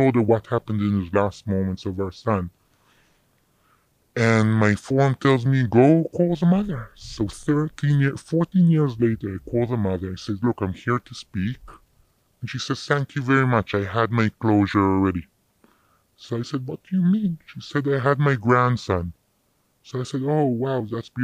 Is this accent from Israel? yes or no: yes; Jerusalem, Jerusalem District, Israel; moved away as an adult; also born or lived in South Africa; now in United States; I grew up in Jerusalem.